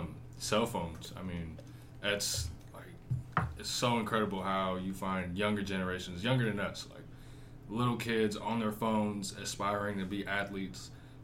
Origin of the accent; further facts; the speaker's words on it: San Francisco, California, United States; I'm a rising senior from San Francisco.